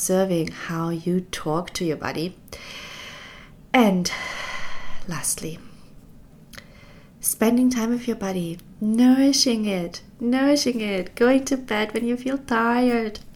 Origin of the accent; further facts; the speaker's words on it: East Germany, Germany; when I was growing up in East Germany